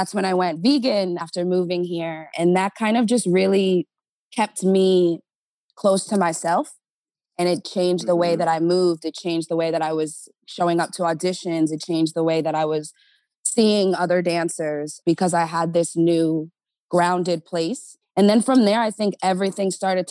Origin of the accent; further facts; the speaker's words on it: New York area, New Jersey, United States; moved away as an adult; now in Los Angeles, United States; I grew up in Jersey, New York area